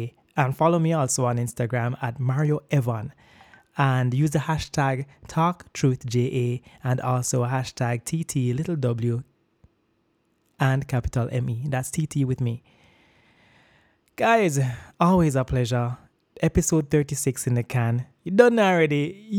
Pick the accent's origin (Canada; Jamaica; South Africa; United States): Jamaica